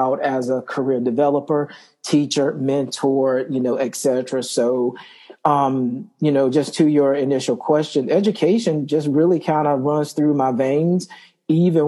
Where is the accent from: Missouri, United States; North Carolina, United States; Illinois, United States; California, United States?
North Carolina, United States; Wilson; I am from Wilson, North Carolina, which is a small town east of North Carolina. You know, grew up there